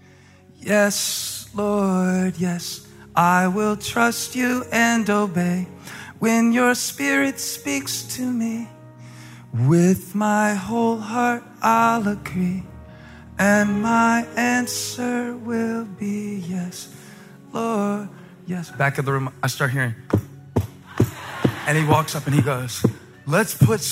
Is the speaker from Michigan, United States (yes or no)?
no; Moncks Corner, South Carolina, United States; moved away; I grew up in the Methodist church just down the street. Actually, the Baptist church and the Methodist church were right across the street from each other. And so it was a contest to see who could get out first to go to the restaurant. That was kind of the goal, to beat the Baptist to the Berkeley restaurant in Monk's Corner